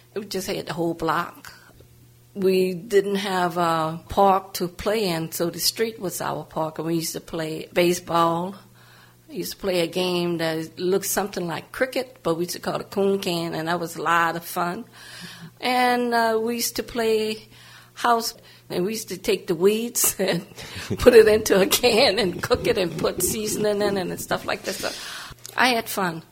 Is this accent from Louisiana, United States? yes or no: yes; New Orleans, Louisiana, United States; moved away as an adult; also born or lived in New York / Bronx / Lower East Side / California; I grew up in New Orleans, Louisiana, mm-hmm. but I wasn't born there. I moved there when I was close to 3